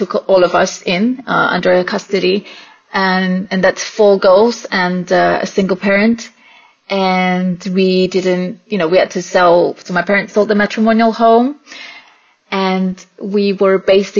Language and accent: English; Singapore; born and raised in Singapore.